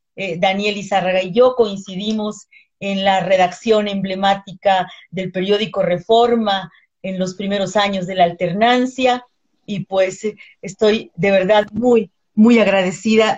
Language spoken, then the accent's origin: Spanish; El Salvador; now in Mexico; yo soy salvadoreña de nacimiento, salvadoreño mexicana, mexicana por nacionalización